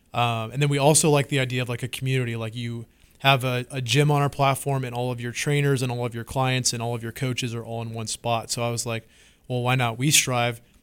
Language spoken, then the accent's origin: English; Washington, United States; moved away as an adult; now in Austin, United States; I'm from Washington State. Um, West Coast my whole life, and moved to Texas finally about, uh, two years ago